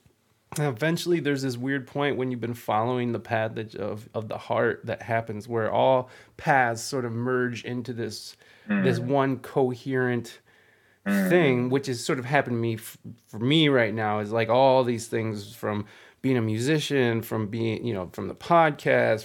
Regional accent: Midwest, United States; moved away; also born or lived in San Diego, California / Michigan; I moved away from the Midwest

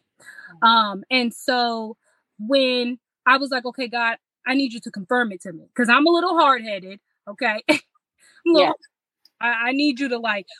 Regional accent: Illinois, United States; moved away; also born or lived in Indianapolis; I'm from Illinois, so when we had moved from Illinois to Indianapolis

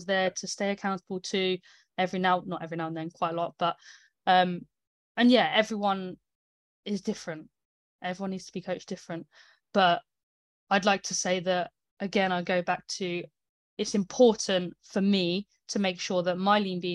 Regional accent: United Kingdom; I'm British

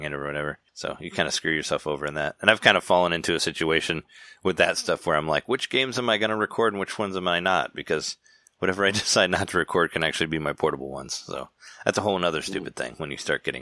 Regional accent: Chicago, Illinois, United States; I'm from Chicago

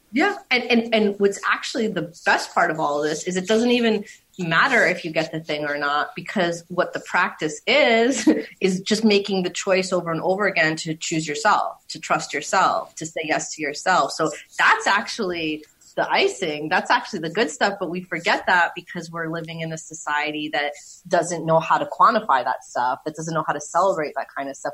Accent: New York City, New York, United States; moved away as an adult; also born or lived in Berlin, Germany; I grew up in Queens.

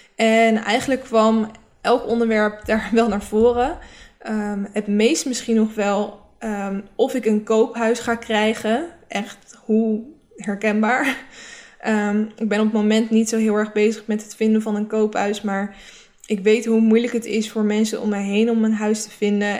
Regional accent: Rotterdam, South Holland, Netherlands; mijn omgeving was ook heel erg, waar ik vandaan kom, is heel erg van niet lullen, maar poetsen. Het is ook echt een beetje omgeving in Rotterdam.

